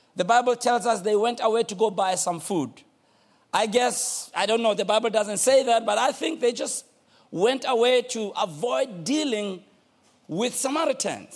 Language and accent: English; Soweto, Gauteng, South Africa; I'm from Soweto. Soweto